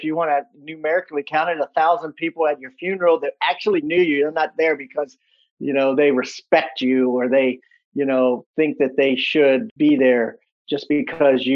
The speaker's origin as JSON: {"language": "English", "town": "Washington", "region": "District of Columbia", "country": "United States", "tie": "born or raised there", "said": "I was born in Washington, D.C."}